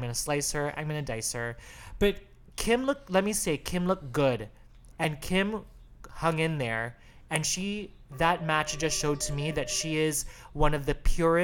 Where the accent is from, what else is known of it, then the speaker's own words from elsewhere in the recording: Chicago, Illinois, United States; I'm from Chicago